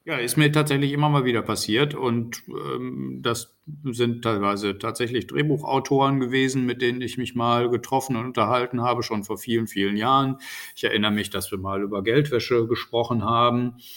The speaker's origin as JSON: {"language": "German", "region": "North Rhine-Westphalia", "country": "Germany", "said": "in Nordrhein-Westfalen, wo ich ja herkomme"}